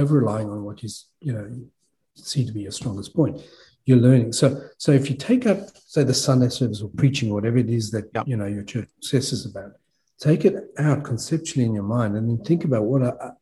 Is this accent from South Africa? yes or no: yes; South Africa; moved away as an adult; also born or lived in Australia; I was born and raised in South Africa, and I left when I was 22